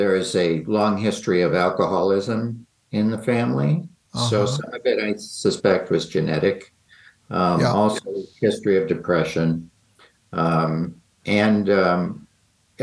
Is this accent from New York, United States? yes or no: yes; Rochester, New York, United States; I grew up in Rochester, New York, which is on Lake Ontario.